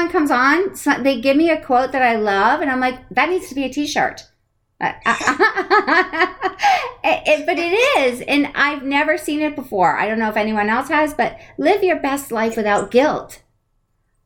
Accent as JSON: {"language": "English", "region": "East Coast", "country": "United States", "said": "I'm from the East Coast"}